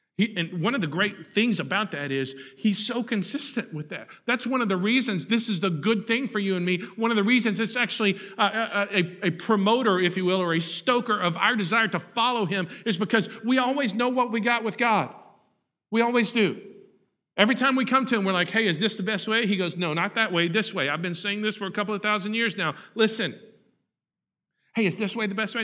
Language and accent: English; Huntsville, Texas, United States; I grew up in Huntsville, and so Sam Houston is a big part